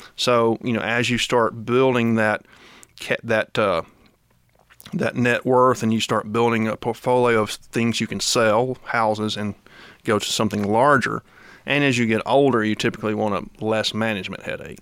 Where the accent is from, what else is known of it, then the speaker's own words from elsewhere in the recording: Kosciusko, Mississippi, United States; now in Georgia, United States; when I was growing up in Mississippi